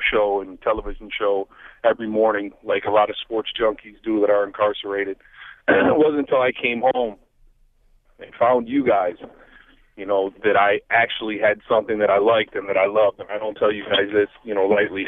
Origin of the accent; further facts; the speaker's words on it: Buffalo, New York, United States; I'm from Buffalo